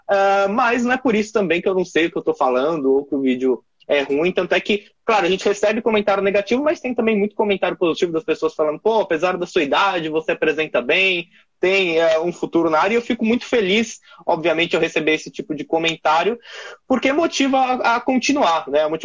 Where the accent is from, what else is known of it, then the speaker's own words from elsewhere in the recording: São Paulo, Brazil; que mora em São Paulo, sou da Zona Leste de São Paulo